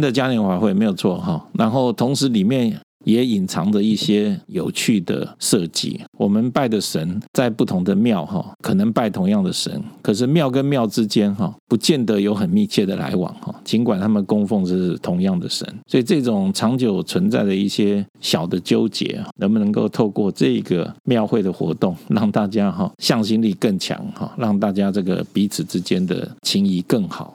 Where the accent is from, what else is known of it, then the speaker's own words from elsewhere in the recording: Taipei, Taiwan; moved away as an adult; now in Tainan, Taiwan; 我在台北成长哈，从， 从小哈，一直国中、高中都在台北就读